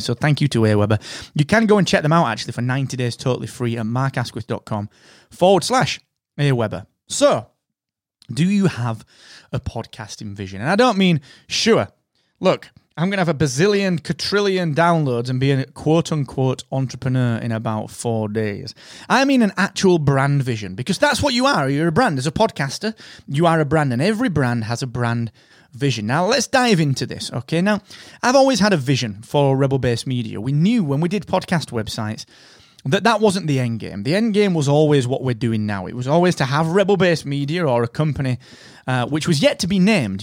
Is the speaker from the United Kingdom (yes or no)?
yes; United Kingdom